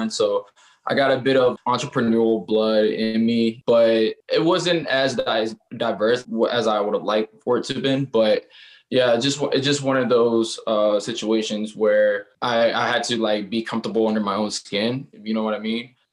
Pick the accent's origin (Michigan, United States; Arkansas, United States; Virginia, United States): Virginia, United States; Norfolk; I'm from Norfolk, Virginia. I went to Norfolk State University, which is a historical black college university.